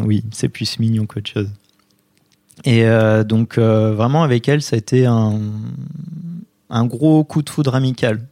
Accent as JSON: {"language": "French", "town": "Poitiers", "region": "Nouvelle-Aquitaine", "country": "France", "said": "je viens de Poitiers"}